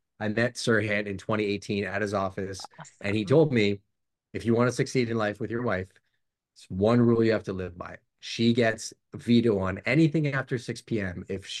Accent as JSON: {"language": "English", "town": "Montreal", "region": "Quebec", "country": "Canada", "said": "I was a transplant from Montreal. And my dad had built a sales business with my mom back in Montreal in non-destructive testing."}